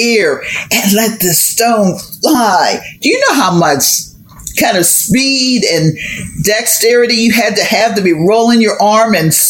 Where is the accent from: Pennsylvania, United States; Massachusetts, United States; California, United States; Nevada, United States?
Pennsylvania, United States; Hazelwood; I'm from Hazelwood